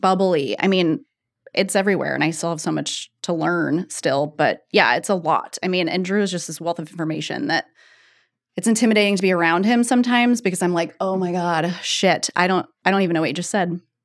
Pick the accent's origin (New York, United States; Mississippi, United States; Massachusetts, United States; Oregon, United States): Oregon, United States; Eugene; I'm from Eugene originally.